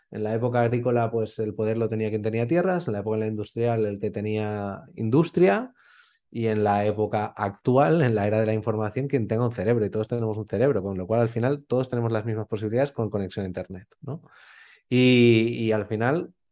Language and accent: Spanish; Spain; como buen español, pensaba, pero si me voy a morir de hambre